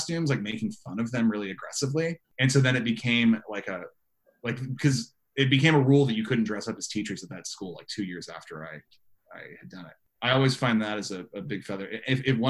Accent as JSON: {"language": "English", "town": "San Diego", "region": "California", "country": "United States", "said": "I'm from San Diego"}